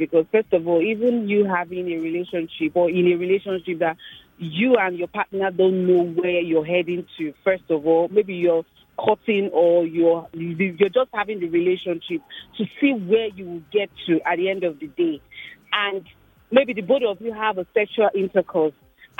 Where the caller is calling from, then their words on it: Lekki, Lagos, Nigeria; I'm calling from Lekki.